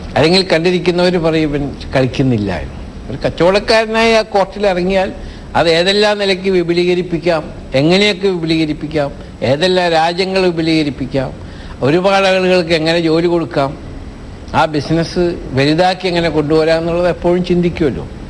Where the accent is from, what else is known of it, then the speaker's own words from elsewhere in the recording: Nattika, Kerala, India; now in Abu Dhabi, United Arab Emirates; ഞാൻ ജനിച്ചു വളർന്ന എൻ്റെ നാട്ടികയിലെ